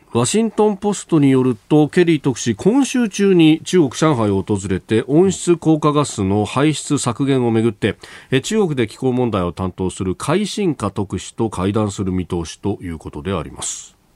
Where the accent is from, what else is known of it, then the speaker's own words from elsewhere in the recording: Yokosuka, Kanagawa, Japan; 神奈川横須賀の出身